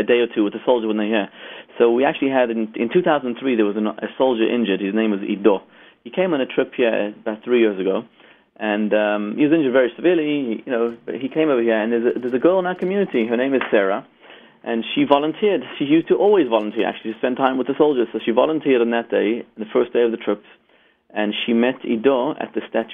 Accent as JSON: {"language": "English", "country": "South Africa", "tie": "born or raised there", "also_born_or_lived": "Zimbabwe", "moved": "yes", "said": "Raised in South Africa."}